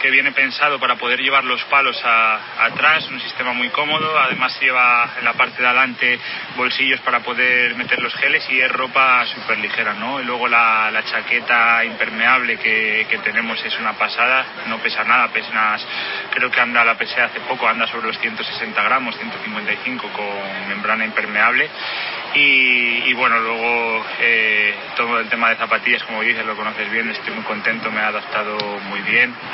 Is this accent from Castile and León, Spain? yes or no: yes; León, Castile and León, Spain; soy de León, allí las temperaturas en invierno son frías, el invierno es duro porque nieva, hay humedad, llueve